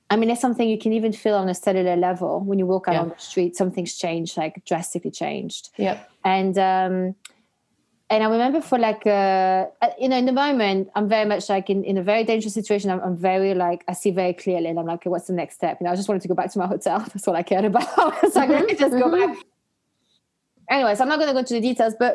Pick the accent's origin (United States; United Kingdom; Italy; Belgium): Belgium; moved away; I'm half Algerian. I grew up in Belgium